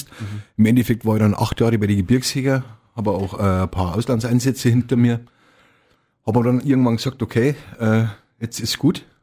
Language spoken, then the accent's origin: German; Bad Reichenhall, Bavaria, Germany; Ich bin eigentlich schon immer Reichenhaller Bub. Mhm. Also geboren in Reichenhall, ich habe zwar immer mal wieder mal in Hamrau oder irgendwo gewohnt oder mhm.